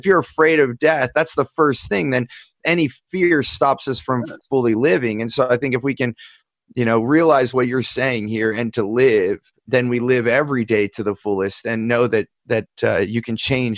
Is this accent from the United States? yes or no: yes; United States; I look at growing up in the United States of America